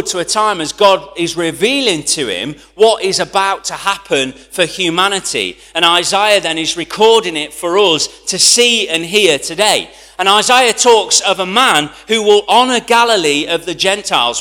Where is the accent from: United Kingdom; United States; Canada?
United Kingdom; I'm British